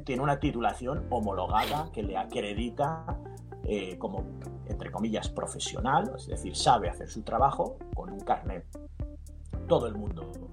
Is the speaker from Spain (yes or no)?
yes; Burgos, Castile and León, Spain; now in Benicàssim, Spain; nací en el norte de España, nací en Burgos, aunque ahora vivo en Castellón, vivo en Benicassim